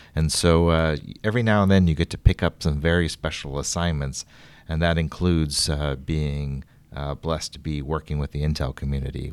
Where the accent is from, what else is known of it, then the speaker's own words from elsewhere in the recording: Southern California, United States; growing up in Southern California